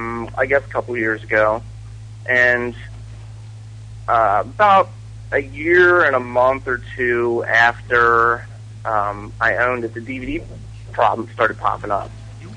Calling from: Ohio, United States; from Ohio.

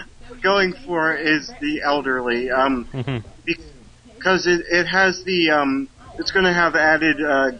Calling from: Maryland, United States; from Maryland.

